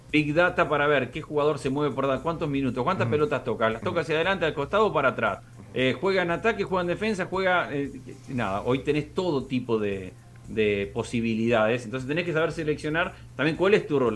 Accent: Argentina

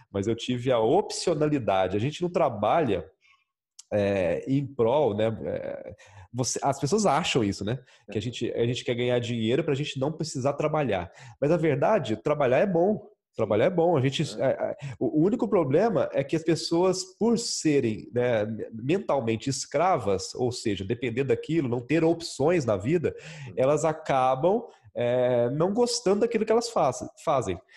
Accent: Minas Gerais, Brazil; Nós nascemos, eu sou mineiro, né? Não sei se já dá para perceber aí pelo sotaque um pouquinho.

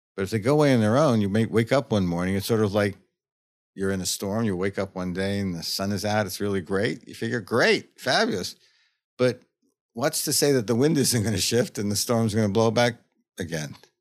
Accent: New York, United States; I grew up in New York.

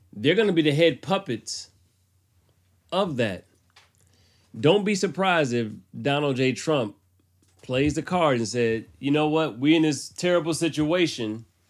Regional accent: United States; I'm American

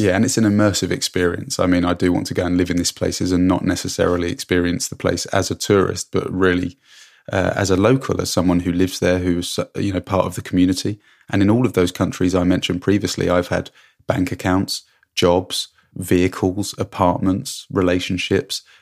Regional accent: England, United Kingdom; moved away as an adult; also born or lived in Hong Kong; now in Canada; When I came home from Hong Kong, it was never my plan to stay in England.

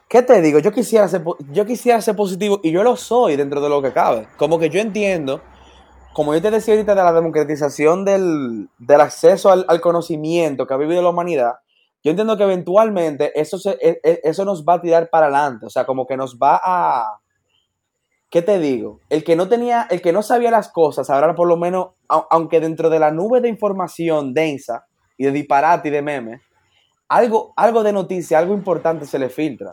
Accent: Dominican Republic; yo soy dominicano

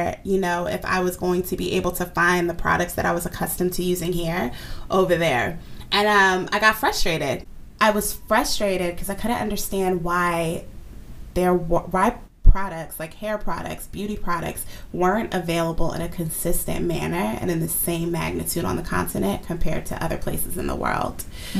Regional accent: United States; yes, I was born and raised in America, but I can't deny the duality of my identity. I was raised in a Nigerian home that happens to be located in America.

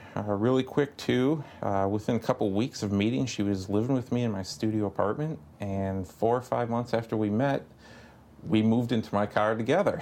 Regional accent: Fond du Lac, Wisconsin, United States; moved away; where I grew up in Fond du Lac, Wisconsin

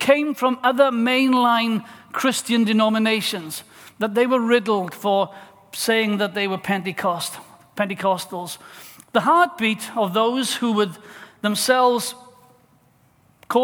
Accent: South Wales, United Kingdom; Growing up in South Wales

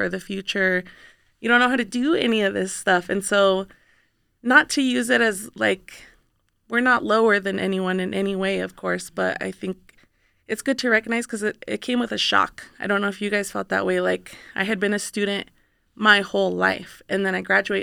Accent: Reno, Nevada, United States; I grew up here in Reno, born and raised

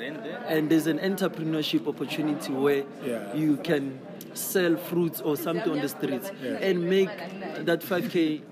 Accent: Kagiso, Gauteng, South Africa; Then I'm from Mohali City.

